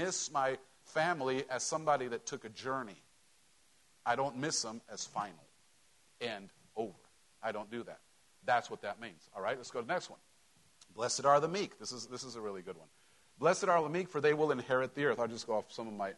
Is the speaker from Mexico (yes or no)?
yes; Mexico; moved away; growing up in Mexico